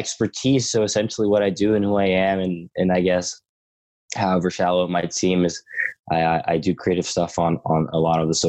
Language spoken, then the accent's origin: English; Stockholm, Stockholm County, Sweden; I grew up all my life in Sweden, Stockholm